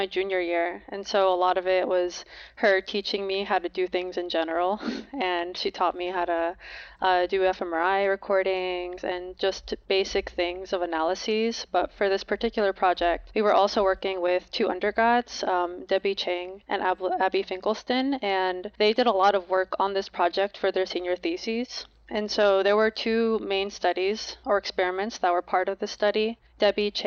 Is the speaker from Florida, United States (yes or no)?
no; New Jersey, United States; I was born and raised in New Jersey